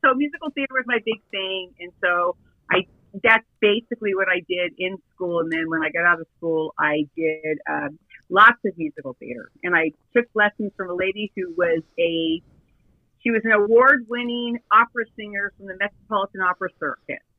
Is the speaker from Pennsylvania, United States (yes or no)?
no; Sunset Beach, California, United States; I am originally from uh, Sunset Beach, California